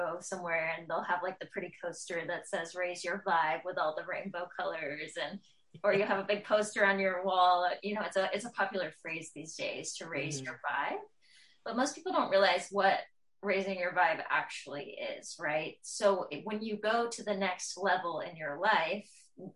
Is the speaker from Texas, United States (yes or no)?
no; Tennessee, United States; I'm from Tennessee